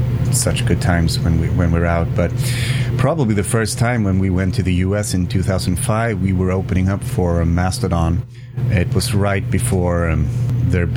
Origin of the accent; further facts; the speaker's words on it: Umeå, Västerbotten County, Sweden; I come from Umeå. It's a town about 120,000 people